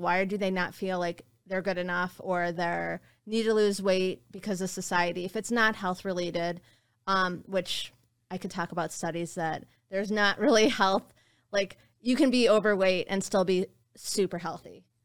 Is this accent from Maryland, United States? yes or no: no; West Bloomfield, Michigan, United States; growing up in West Bloomfield